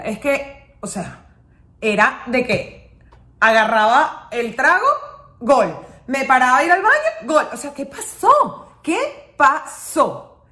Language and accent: Spanish; United States; soy americana